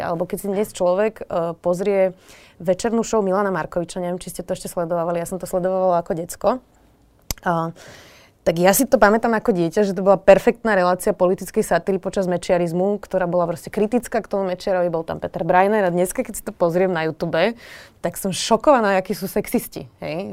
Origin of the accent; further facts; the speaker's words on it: Bratislava, Bratislava Region, Slovakia; som sa narodila do bratislavskej um, bohatšej rodiny